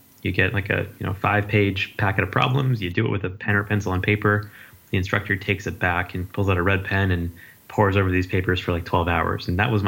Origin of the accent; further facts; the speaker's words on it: Las Vegas, Nevada, United States; moved away as an adult; also born or lived in Berkeley, California; I grew up in Las Vegas, and I came out to University of California, Berkeley for undergrad and my PhD as well